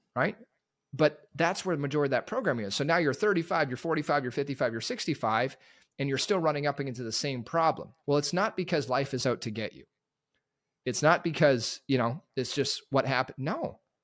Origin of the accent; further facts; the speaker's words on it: Terrace, British Columbia, Canada; I grew up in Northwest B C, Terrace, British Columbia.